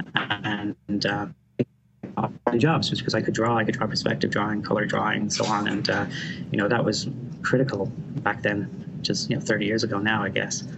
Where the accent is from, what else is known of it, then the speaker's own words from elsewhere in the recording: Dublin, Leinster, Ireland; moved away; where I grew up in Dublin